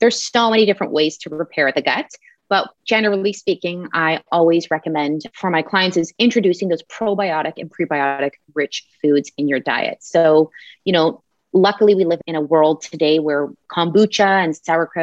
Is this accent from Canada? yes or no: yes; Canada; we both live in the same city. We're Canadian